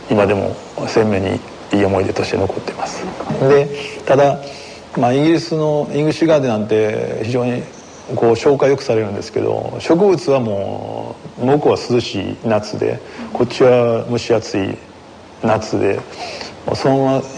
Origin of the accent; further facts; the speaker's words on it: Awaji Island, Hyogo, Japan; also born or lived in Kanto; 本当若い頃は淡路島というこう田舎の雰囲気がもう嫌で嫌でもう大学がもう関東の方になったので